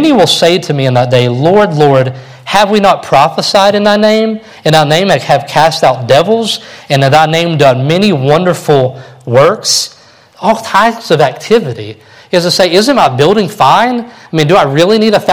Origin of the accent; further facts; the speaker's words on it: Kentucky, United States; growing up in Kentucky